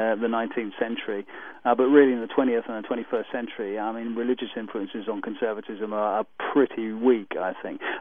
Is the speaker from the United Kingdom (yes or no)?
yes; United Kingdom; we're a monarchy